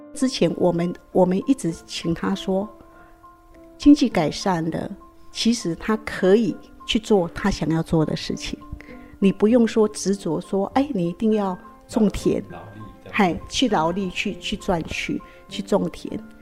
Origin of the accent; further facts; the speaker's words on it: Yuanchang, Yunlin County, Taiwan; now in Taipei, Taiwan; 我们四代都是住在园长乡